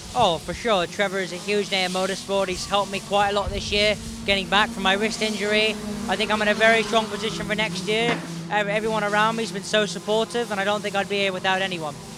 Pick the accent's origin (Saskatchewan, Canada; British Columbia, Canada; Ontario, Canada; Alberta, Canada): Ontario, Canada; Toronto; also born or lived in Miami, Florida; now in London, United Kingdom; I was born in Toronto, Ontario, lived there for quite a little, quite a while, and then ended up moving to Miami for a few years